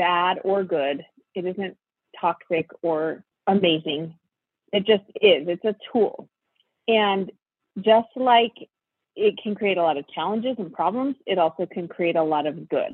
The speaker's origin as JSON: {"language": "English", "town": "Spokane", "region": "Washington", "country": "United States", "tie": "born or raised there", "moved": "as an adult", "said": "I grew up in Spokane, Washington, which is where I live now"}